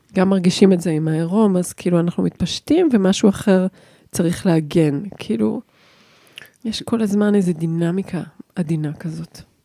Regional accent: Jerusalem, Jerusalem District, Israel; moved away; אני ירושלמית לשעבר

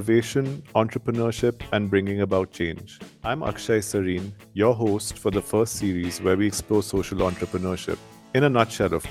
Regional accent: Madurai, Tamil Nadu, India; I actually grew up in Madurai.

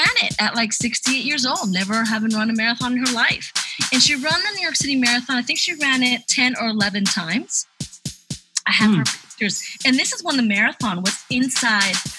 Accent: Spain; moved away; also born or lived in Ecuador / Peru; I was born in Ecuador. I was raised in Spain

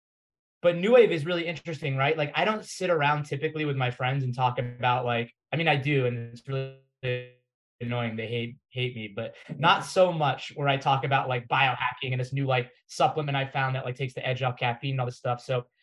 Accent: Florida, United States; moved away as an adult; also born or lived in Massachusetts / New York City; I was born in Massachusetts. I grew up in Florida

